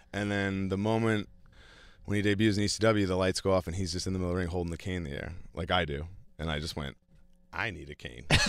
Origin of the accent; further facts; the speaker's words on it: New York, United States; my hometown arena in front of, like, my wife